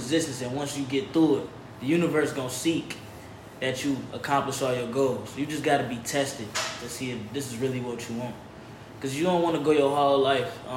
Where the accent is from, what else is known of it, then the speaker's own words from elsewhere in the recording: Detroit, Michigan, United States; moved away as an adult; now in California, United States; I'm from Detroit, Michigan